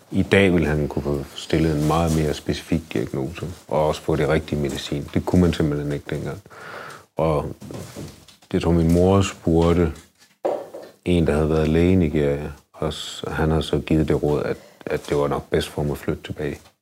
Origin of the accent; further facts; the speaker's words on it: Denmark; jeg mig bare mere dansk